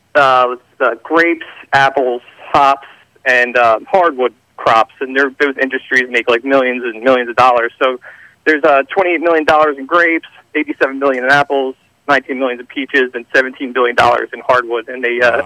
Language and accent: English; Philadelphia, Pennsylvania, United States; now in Audubon, United States; I grew up in Philly. I live in KOP area